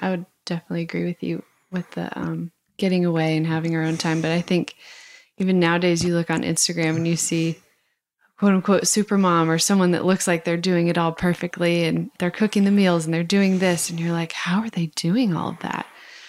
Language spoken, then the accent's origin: English; Idaho, United States; I grew up obviously in Idaho, and where it was not cool to talk about your faith